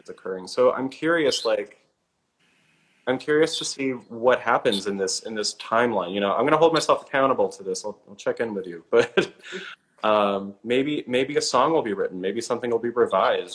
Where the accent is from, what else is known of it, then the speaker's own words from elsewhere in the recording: Minnesota, United States; moved away; I grew up in Minnesota